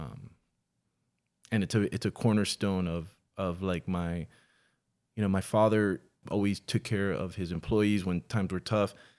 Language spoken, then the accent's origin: English; Miami, Florida, United States; now in Los Angeles, United States; I was born in Miami, nineteen seventy-seven